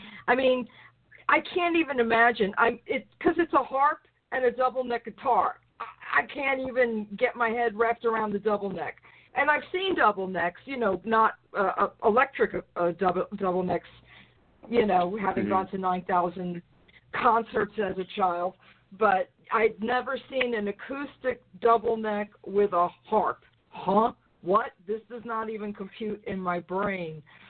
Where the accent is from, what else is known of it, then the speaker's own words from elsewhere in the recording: New York, United States; I'm from New York.